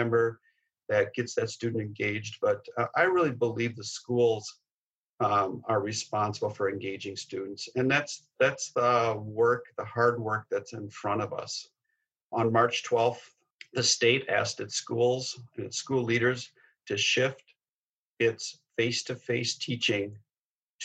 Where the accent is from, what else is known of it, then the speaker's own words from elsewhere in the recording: Minneapolis, Minnesota, United States; I grew up in North Minneapolis and a product of Patrick Henry High School